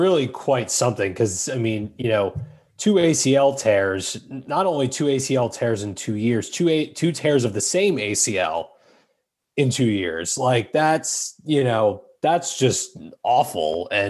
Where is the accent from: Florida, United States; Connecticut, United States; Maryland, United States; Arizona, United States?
Maryland, United States; Montgomery County; I'm from Montgomery County.